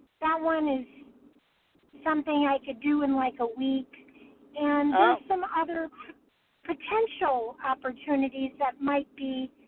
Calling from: California, United States; From California.

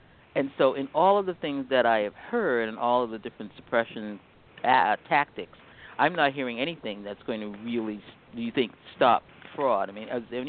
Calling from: Bethesda, Maryland, United States; I'm calling from Bethesda.

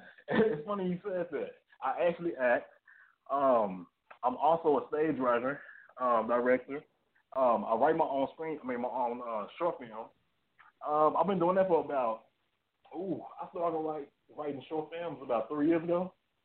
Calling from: McKinney, Texas, United States; I'm calling from Dallas, Texas, man. Dallas, Fort Worth, Texas. Let me say it like this. In McKinney.

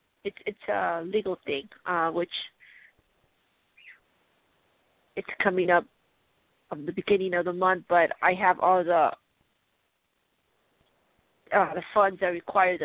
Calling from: Colorado, United States

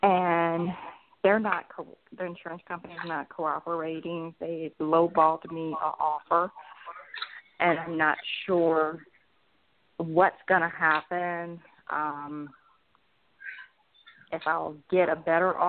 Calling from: Atlanta, Georgia, United States

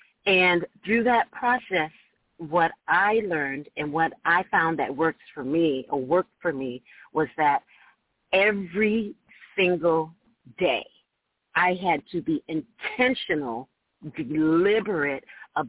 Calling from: Orange County, California, United States; I am calling from Orange County, California.

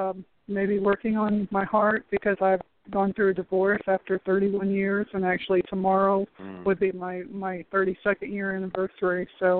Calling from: Florida, United States; I'm calling from Florida.

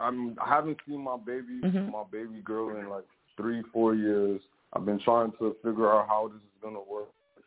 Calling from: Florida, United States; Hey, I'm calling from Florida.

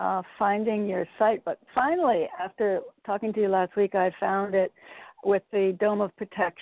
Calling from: Connecticut, United States; in Connecticut.

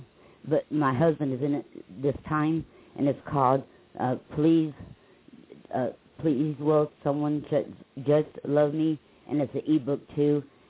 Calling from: Lake Wales, Florida, United States; I'm from Lake Wells, Florida.

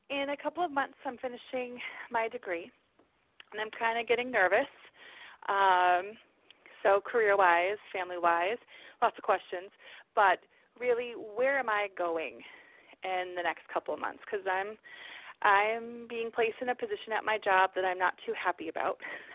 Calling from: Massachusetts, United States; I'm calling from Massachusetts.

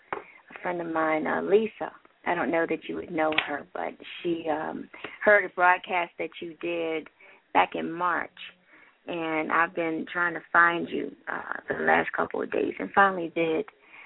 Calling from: Toledo, Ohio, United States; I am calling from Toledo.

